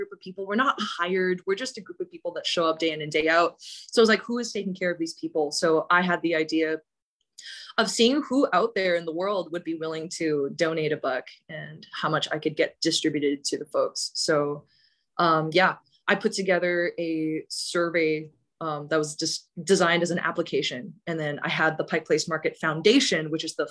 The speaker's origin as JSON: {"language": "English", "region": "Bangkok", "country": "Thailand", "tie": "born or raised there", "also_born_or_lived": "British Columbia, Canada", "moved": "as an adult", "lives_now": "Seattle, United States", "said": "I grew up in Thailand"}